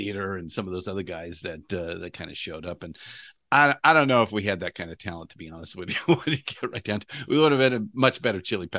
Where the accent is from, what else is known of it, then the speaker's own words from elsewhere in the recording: Los Angeles, California, United States; No, I am a native Californian, but I was born and raised in Los Angeles.